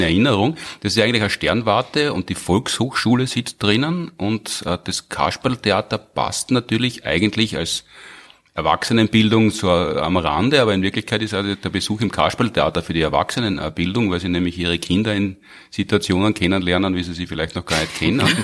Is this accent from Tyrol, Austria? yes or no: no; Graz, Styria, Austria; Ich war ja als Grazer Kind